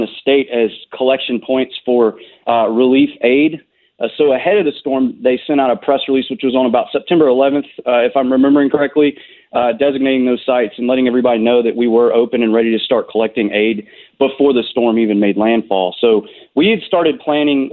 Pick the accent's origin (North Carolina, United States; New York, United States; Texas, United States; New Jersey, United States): North Carolina, United States; I grew up in North Carolina. I spent my life here for the most part.